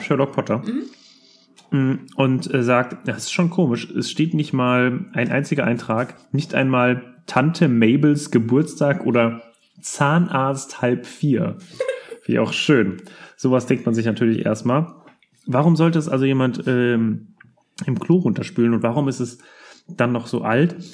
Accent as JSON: {"language": "German", "town": "Rödermark", "region": "Hesse", "country": "Germany", "tie": "born or raised there", "said": "wir kommen ja aus Rödermark. Und bei uns gab es mal, ähm, eine Kinderspielstadt"}